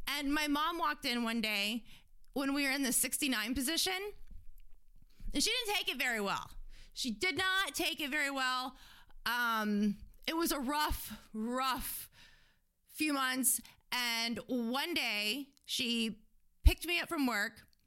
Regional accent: Fort Lauderdale, Florida, United States; I grew up in Fort Lauderdale

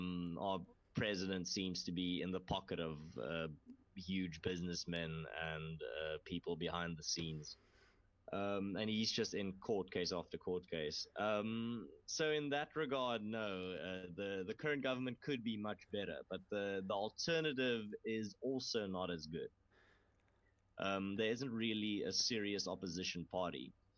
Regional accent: South Africa; we were all going to unite as South Africans.

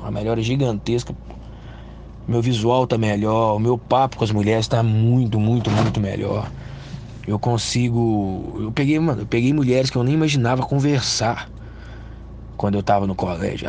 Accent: Minas Gerais, Brazil; sou de Montes Despacho, Minas Gerais, uma cidadezinha bem pequena

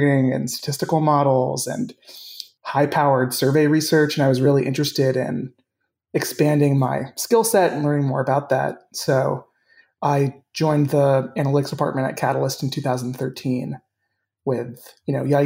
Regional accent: Ohio, United States; moved away as an adult; also born or lived in Washington, D.C.; I am originally from Ohio

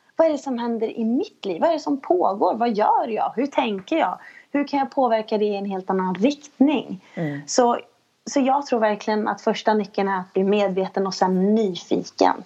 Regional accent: Sweden; som, som, som svensk tjej

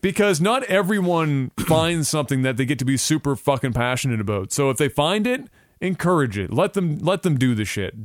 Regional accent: Canada

